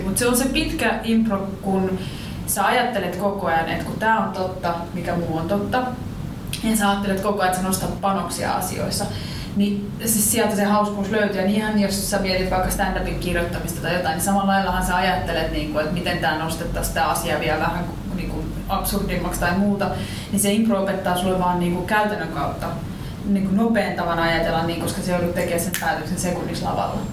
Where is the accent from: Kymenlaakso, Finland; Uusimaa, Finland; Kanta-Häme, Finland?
Kanta-Häme, Finland; Riihimäki; now in Helsinki, Finland; mä oon Riihimäeltä tai asun Helsingin, mutta mä oon Riihimäeltä